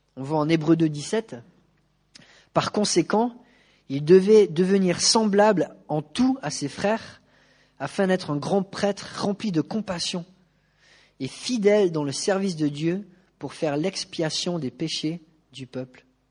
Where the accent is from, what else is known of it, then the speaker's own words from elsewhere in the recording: France; En tant que Français